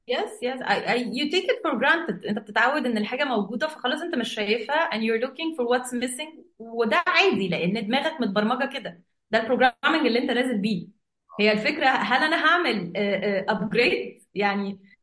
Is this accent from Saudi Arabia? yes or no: no; Egypt; احنا عندنا في مصر